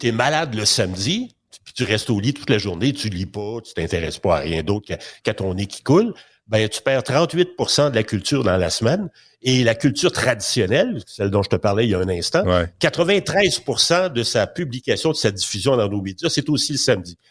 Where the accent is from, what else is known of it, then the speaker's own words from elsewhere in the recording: Quebec, Canada; chez nous au Québec